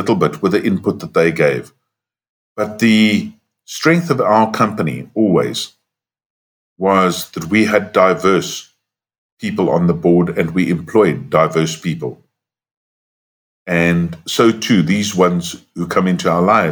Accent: South Africa; we were white growing up in South Africa

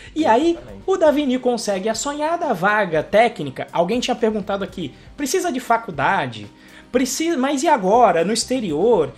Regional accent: Brazil; eu sou do Brasil

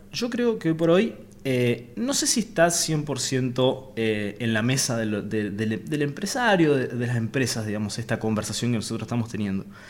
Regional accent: Avellaneda, Santa Fe, Argentina; also born or lived in Reconquista; nací en Avellaneda en realidad. En eh, me crié en Avellaneda y hoy por hoy trabajamos desde Reconquista

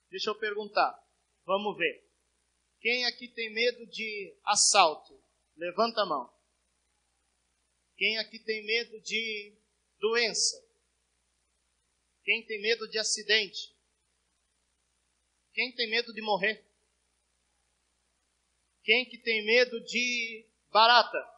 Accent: Rio Grande do Sul, Brazil; now in Cuiabá, Brazil; Eu vim lá do Rio Grande do Sul. E lá o tempo é parecido como estava aqui.

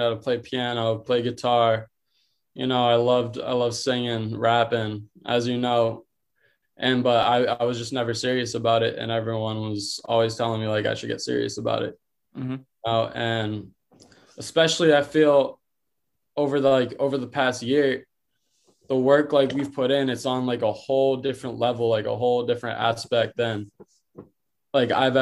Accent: Boston, Massachusetts, United States; We're from Boston

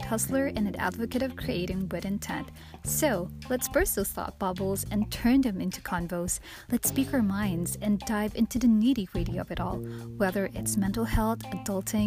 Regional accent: Philippines; My hometown in the Philippines

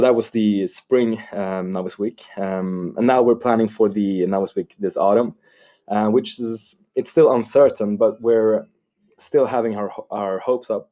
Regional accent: Stockholm, Stockholm County, Sweden; moved away as an adult; now in Lund, Sweden; I come from Stockholm, from a suburb called Jakobsberg. So it's the hoods.

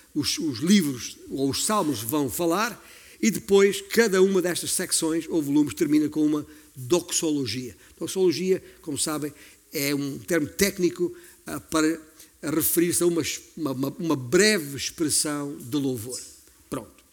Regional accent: Alentejo, Portugal; eu sou alentejano e tem muitas campinas no meu alentejo

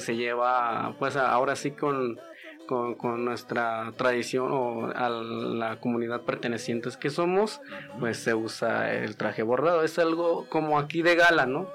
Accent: Santa Catarina, Jalisco, Mexico; first language Wixárika; Spanish is a second language; now in Guadalajara, Mexico; Son tres comunidades diferentes y nosotros venimos de Santa Catarina

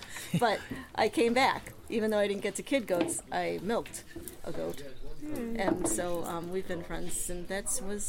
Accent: Madison, Wisconsin, United States; I am from Madison, Wisconsin.

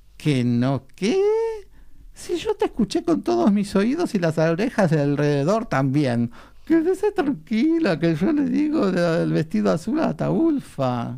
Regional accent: Buenos Aires, Argentina; nací, entre, en eh, en Mataderos entre hinches y carniceros

